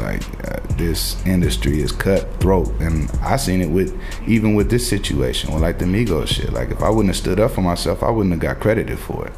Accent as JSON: {"language": "English", "town": "Portland", "country": "United States", "tie": "born or raised there", "moved": "yes", "said": "I go to my hometown"}